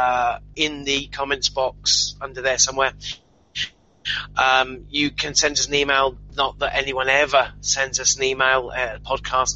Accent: United Kingdom; I'm from Britain

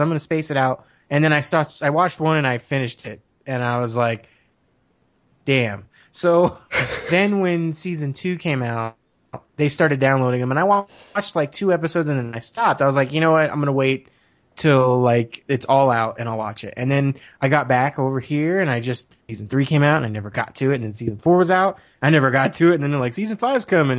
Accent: Arizona, United States; also born or lived in Washington, D.C. / Laurel, Maryland; they moved out shortly after I was born to over here in Arizona, and I've been here ever since

